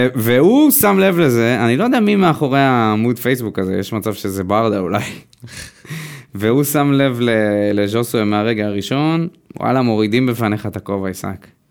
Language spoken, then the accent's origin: Hebrew; Israel; אנחנו ישראלים